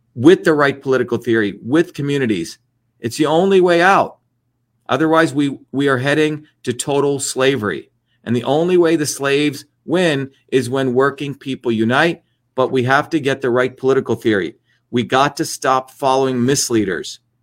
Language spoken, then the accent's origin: English; India; moved away; I grew up in a country which had, was called the untouchables, okay, which is what we were considered, right? The people that were dirty people, right? Um, a caste system in India